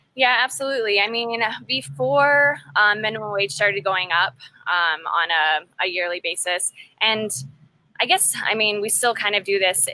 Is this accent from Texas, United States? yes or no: yes; College Station, Texas, United States; moved away; also born or lived in Fort Worth, Texas / Yosemite National Park, California; I'm from College Station, Texas, which not many people know